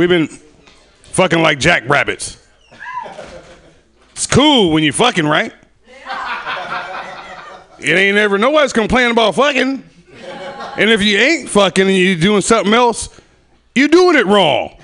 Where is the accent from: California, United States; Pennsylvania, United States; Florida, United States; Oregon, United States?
California, United States; Sacramento; I'm from Sacramento, by the way. From the hood